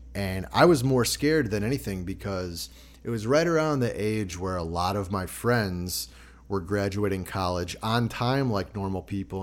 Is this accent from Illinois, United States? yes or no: yes; Chicago, Illinois, United States; growing up in Chicago